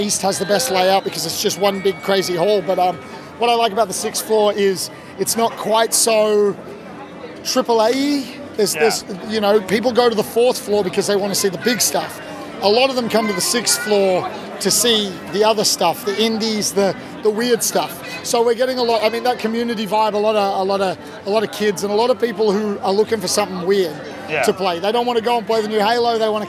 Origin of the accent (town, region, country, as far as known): Australia